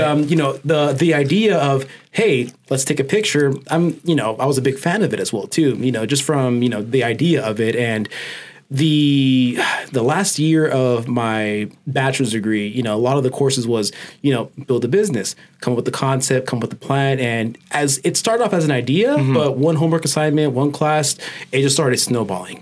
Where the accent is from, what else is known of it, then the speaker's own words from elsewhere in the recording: Oxnard, California, United States; I'm born and raised in Oxnard, California